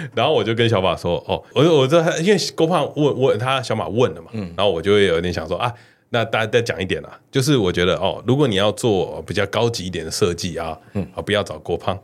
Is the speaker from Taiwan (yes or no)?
yes; Taiwan; 因为我们两个都算是台湾人